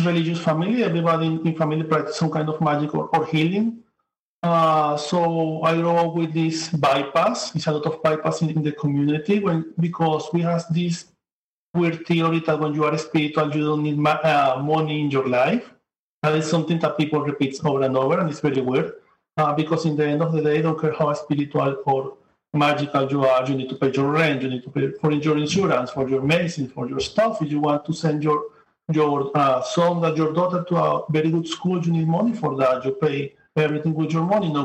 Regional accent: Venezuela; moved away as an adult; now in New York, United States; I come from Venezuela. I'm living now in New York, but I work in Amazon, Venezuela. I have 6 years living here.

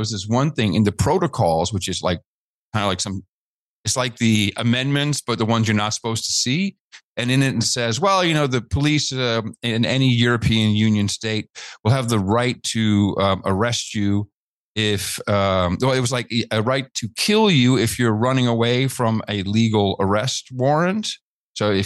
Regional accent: Netherlands; growing up in the Netherlands

